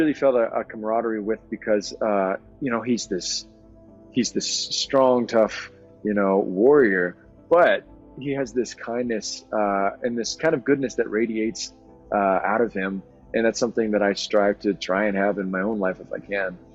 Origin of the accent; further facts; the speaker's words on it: Southwest, United States; my background, kind of growing up in the Southwest